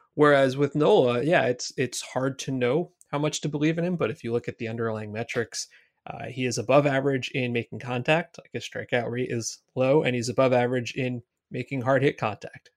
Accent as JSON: {"language": "English", "town": "Brick", "region": "New Jersey", "country": "United States", "tie": "born or raised there", "said": "I grew up the next town over. I'm from Brick, New Jersey"}